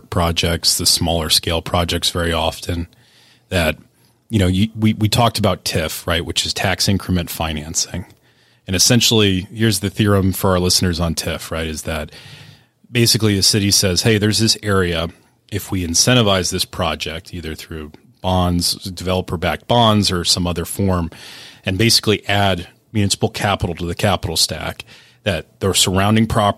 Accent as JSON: {"language": "English", "town": "Pittsburgh", "region": "Pennsylvania", "country": "United States", "tie": "born or raised there", "said": "I was born in Pittsburgh. I have family from Western PA"}